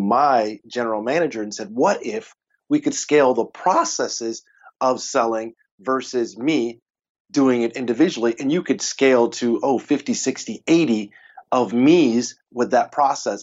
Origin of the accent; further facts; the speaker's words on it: Texas, United States; I'm a Texan. We barbecue. That's what we do.